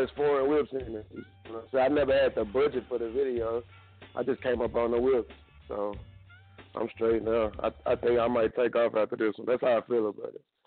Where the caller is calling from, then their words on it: Pittsburgh, Pennsylvania, United States; I'm calling from Pittsburgh.